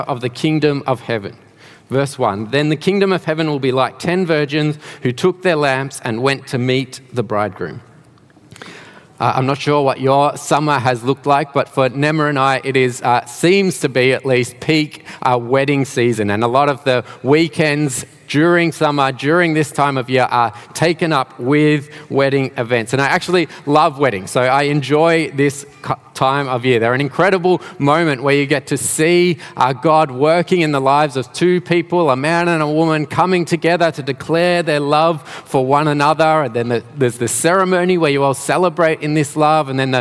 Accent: Melbourne, Victoria, Australia; moved away as an adult; now in Geelong, Australia; I am not originally from Geelong. I did grow up in Melbourne, not too far from here actually, around Dandenong and Ringwood areas.

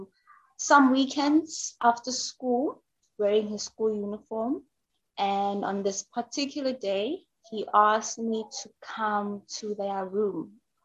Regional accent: KwaZulu-Natal, South Africa; moved away as an adult; now in Johannesburg, South Africa; I am originally from South Africa. I grew up in KwaZulu-Natal, which is a coastal South African province

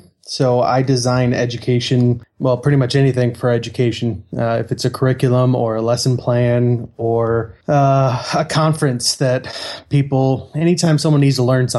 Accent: United States; moved away as an adult; now in Germany; I am the American voice that's represented.

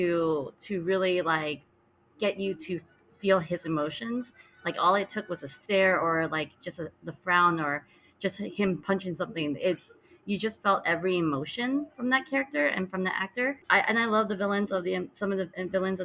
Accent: United States; I am ABC

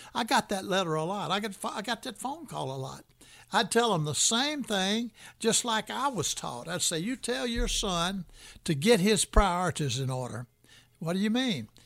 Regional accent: Birmingham, Alabama, United States; moved away as an adult; also born or lived in West Virginia; now in Tallahassee, United States; I was raised in Birmingham, Alabama

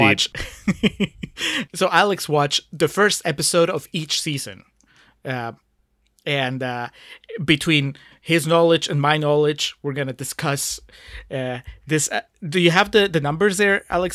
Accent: Peru; moved away; I grew up in Peru

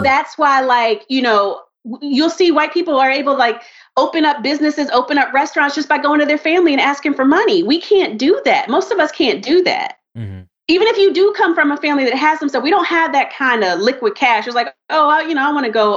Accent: Maryland, United States; also born or lived in North Carolina / Charlotte, North Carolina; I was born in North Carolina my family moved up to Maryland when I was like, I was a baby. You know what I mean? So I did like all my grade school in Maryland

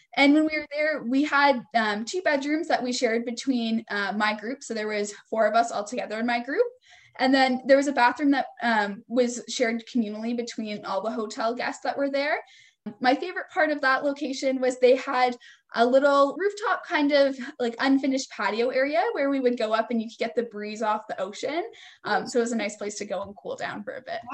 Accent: a little town just north of Toronto, near Aurora, Ontario, Canada; also born or lived in Kingston, Ontario; I'm from a little town um, just north of Toronto, um, kind of close to where Aurora is

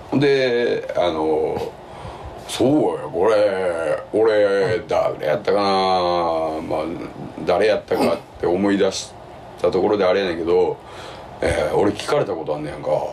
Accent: Kinki, Japan; 近畿で育ってるから

